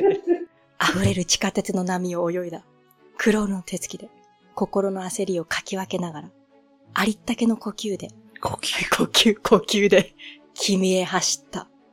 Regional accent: Tohoku, Japan; 私は、あの、東北の雪国で育った

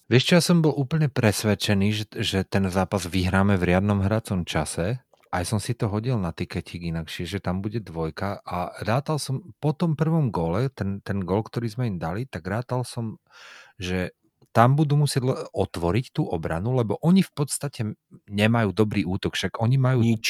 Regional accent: Slovakia; ja som sa narodil na Slovensku

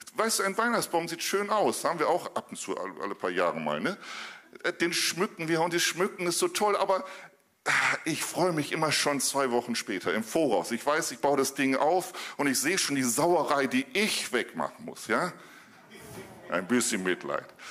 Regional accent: Northern Germany, Germany; als Norddeutscher

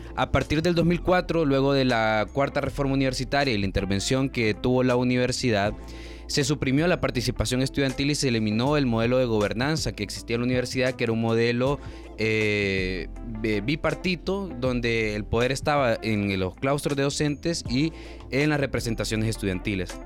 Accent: Honduras; como todo hondureño

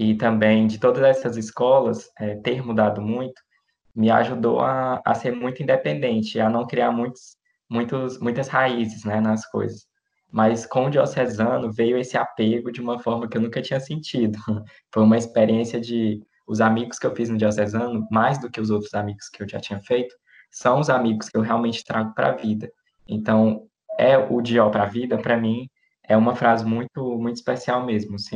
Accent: Minas Gerais, Brazil; born there; also born or lived in Brasília; now in Piauí, Brazil; Eu nasci lá em Minas Gerais, estudei em escola é, católica também

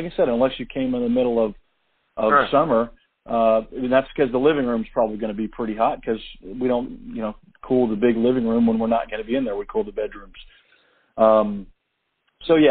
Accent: Atlanta, Georgia, United States; moved away as an adult; now in Tennessee, United States; And she grew up in Atlanta with me

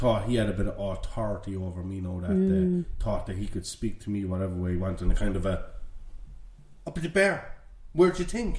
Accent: Ireland; Because we're Irish. Know? I think he heard our accents.

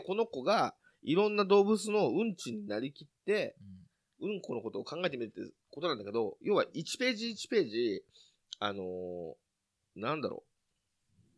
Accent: near Nakano, Tokyo, Japan; その中野ってところも僕の実家から近いっていうこともあり

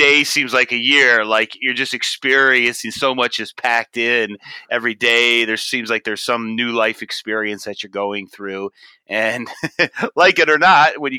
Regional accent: Oxford, Michigan, United States; moved away as an adult; also born or lived in Columbus, Ohio; growing up in Oxford, Michigan, in our hometown

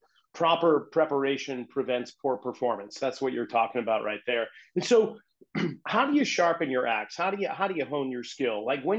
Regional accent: Boston, Massachusetts, United States; I grew up in New England, in Boston.

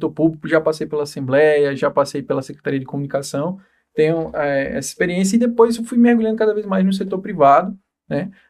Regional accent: João Pessoa, Paraíba, Brazil; Sou daqui, sou daqui. Morei é. um tempo em outros estados, mas sou, sou paraibano.

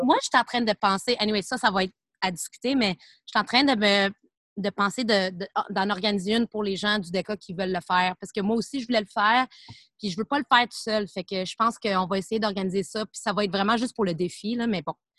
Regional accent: Montreal, Quebec, Canada; je viens de Montréal

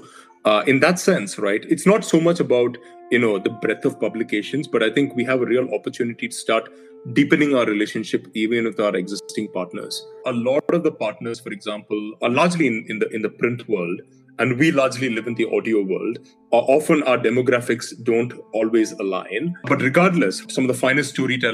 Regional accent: India; moved away; I'm originally from India

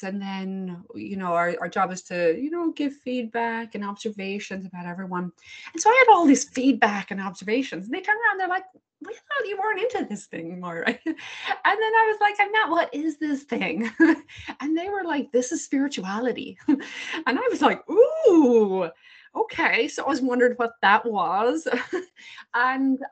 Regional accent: Ireland; now in Cleveland, United States; although I live in Cleveland, Ohio, I'm from Ireland. So I grew up in that very Catholic household, very Catholic culture

